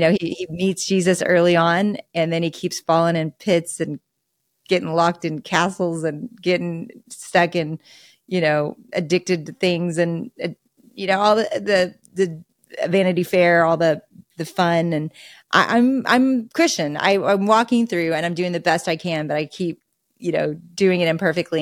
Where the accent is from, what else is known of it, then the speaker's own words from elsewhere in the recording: Arkansas, United States; I am a deep Razorback raised in Arkansas and went to the University of Arkansas